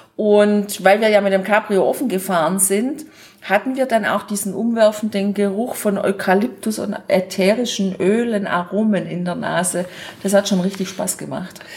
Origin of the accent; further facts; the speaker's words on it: Germany; bei uns in Deutschland